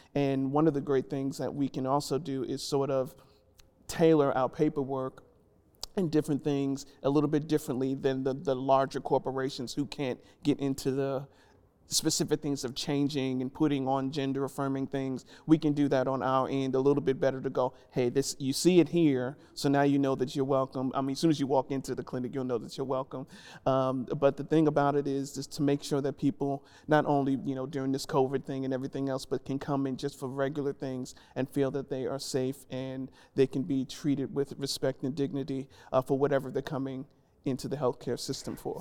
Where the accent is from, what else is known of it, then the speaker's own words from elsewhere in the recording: New York City, New York, United States; moved away as an adult; now in Nashville, United States; originally from New York, born and raised in the Bronx.